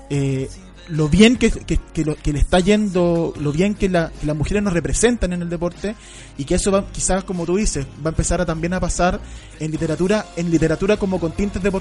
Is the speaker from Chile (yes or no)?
yes; Chile; que somos chilenos